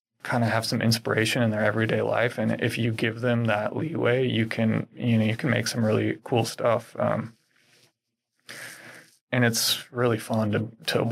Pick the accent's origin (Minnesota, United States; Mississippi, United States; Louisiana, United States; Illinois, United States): Minnesota, United States; moved away as an adult; also born or lived in Portland, Oregon / San Francisco, California; now in Seaside, United States; I grew up in Minnesota.